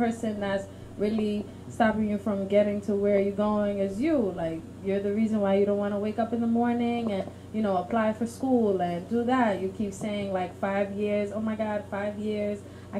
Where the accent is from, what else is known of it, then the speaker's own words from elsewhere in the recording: Haiti; I'm from Haiti, I'm a vagabond, and this and that, I'm a gangster, I was a big gangster in Haiti